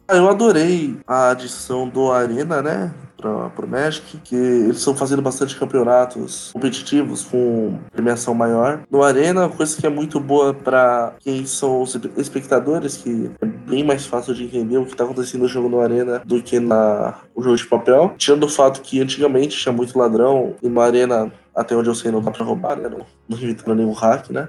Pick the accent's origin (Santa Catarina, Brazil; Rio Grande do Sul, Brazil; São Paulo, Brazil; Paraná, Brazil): São Paulo, Brazil; Santo André; now in Santos, Brazil; Eu morei meus 25 anos em Santo André, mas recentemente eu me mudei para Santos